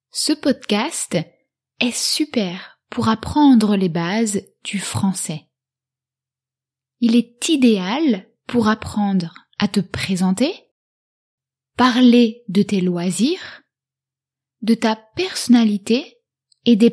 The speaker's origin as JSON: {"language": "French", "country": "France", "said": "J'ai 15 ans et je suis français. J'habite à La Rochelle avec mes parents et ma petite sœur."}